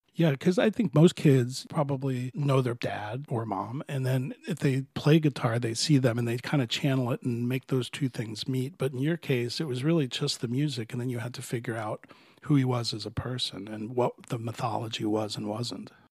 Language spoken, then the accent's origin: English; Miami, Florida, United States; I grew up in Florida, but it was a lot further south in Miami in the 60s and 70s